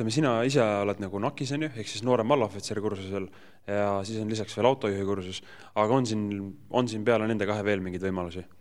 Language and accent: Estonian; Tartu, Tartu County, Estonia; mina olen näiteks Tartust